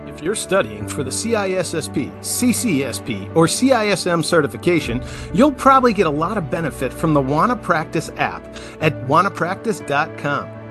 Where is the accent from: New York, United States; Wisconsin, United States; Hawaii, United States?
Wisconsin, United States; Milwaukee; I'm from Milwaukee